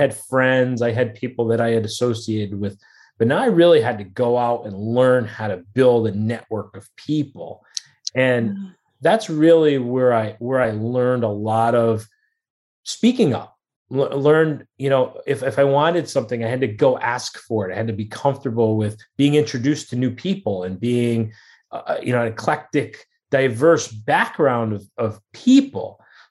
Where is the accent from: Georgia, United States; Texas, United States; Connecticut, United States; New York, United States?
Connecticut, United States; New Haven; Connecticut, in New Haven, born and raised in New Haven, Connecticut area.